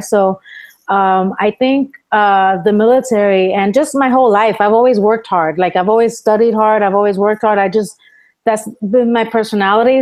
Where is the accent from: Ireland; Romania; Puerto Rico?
Puerto Rico; moved away as an adult; also born or lived in Bronx, New York, United States; my mom took me with her to my grandma's house uh, to Puerto Rico when I was ten years old, and then I grew up in Puerto Rico pretty much the rest of my life till I was seventeen.